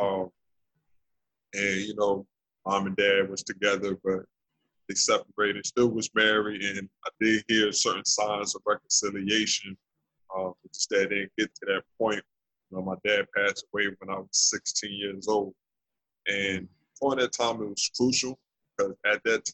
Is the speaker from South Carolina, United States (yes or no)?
no; New Jersey, United States; also born or lived in Trenton, New Jersey / Willingboro, New Jersey; born and raised in New Jersey, born in Trenton, and I moved to another town called Willingboro, New Jersey.